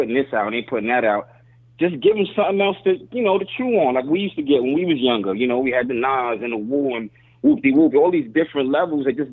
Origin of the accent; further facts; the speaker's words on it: New York City, New York, United States; now in Miami Beach, United States; I'm from the Bronx. We got Orchard Beach